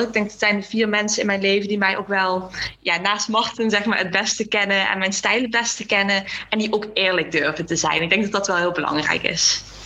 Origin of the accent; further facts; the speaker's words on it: Limburg, Netherlands; ik ben opgegroeid in Limburg